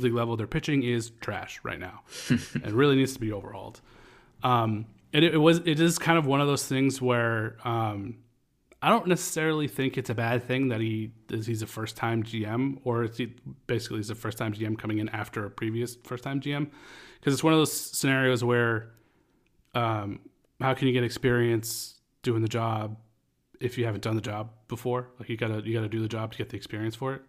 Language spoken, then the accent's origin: English; Lewiston, Maine, United States; my hometown in Lewiston, Maine